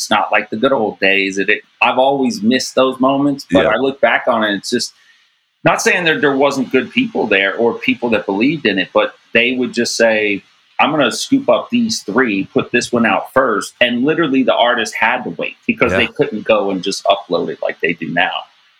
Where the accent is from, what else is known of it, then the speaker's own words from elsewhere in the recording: Cincinnati, Ohio, United States; oh, I'm in Columbus from Cincinnati. Yeah, it's only a couple hour drive, but it's a whole set of people.